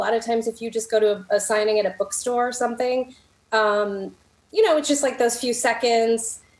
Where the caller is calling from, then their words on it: Illinois, United States; I'm just north of Chicago in the suburbs.